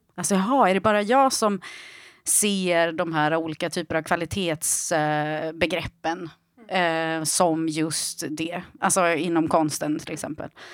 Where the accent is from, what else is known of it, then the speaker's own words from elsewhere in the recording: Iran; moved away; jag är ju född i Iran